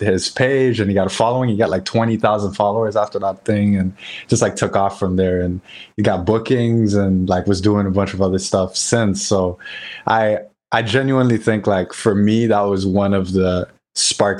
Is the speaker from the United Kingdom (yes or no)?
no; Port-au-Prince, Ouest, Haiti; moved away as an adult; also born or lived in North Carolina; I loved growing up in Haiti. So my dad's family, they were from Jacmel in the south, and I grew up in Port-au-Prince, which is like in the center.